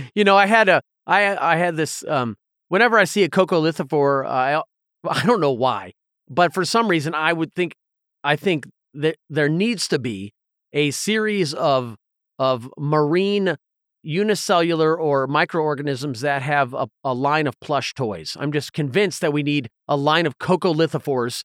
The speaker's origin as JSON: {"language": "English", "area": "Southern Appalachians", "region": "Southeast", "country": "United States", "tie": "born or raised there", "said": "growing up in the Southeast in the, in the Southern Appalachians"}